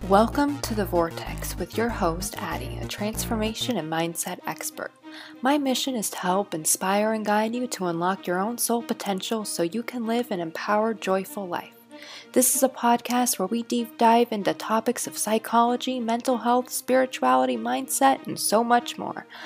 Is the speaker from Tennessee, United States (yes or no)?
no; California, United States; I lived growing up in California